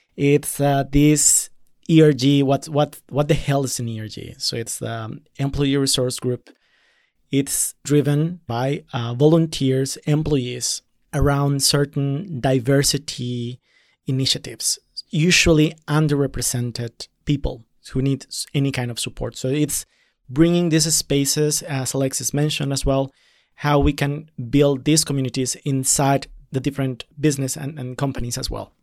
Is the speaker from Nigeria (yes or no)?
no; Colombia; moved away as an adult; now in Berlin, Germany; as a person of color coming from Latin America, I'm coming from Colombia